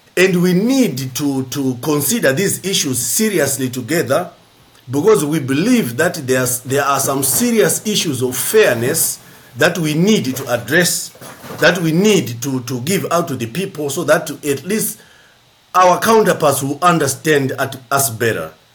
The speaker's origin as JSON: {"language": "English", "country": "Zimbabwe", "said": "I come from Zimbabwe, from the Zimbabwe East Annual Conference"}